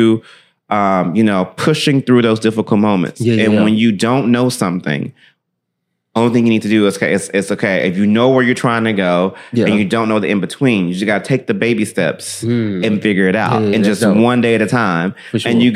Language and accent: English; Memphis, Tennessee, United States; I grew up in Memphis all my life